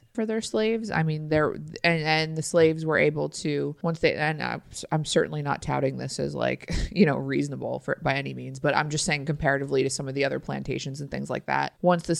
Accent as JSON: {"language": "English", "region": "New Jersey", "country": "United States", "said": "I mean, I just, as a Northerner, as somebody from New Jersey"}